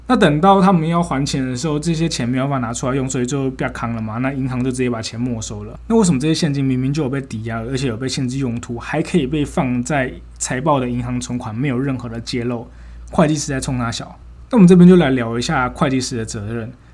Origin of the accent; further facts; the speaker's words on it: Taichung, Taiwan; 我国中高中念的是台中的一间私校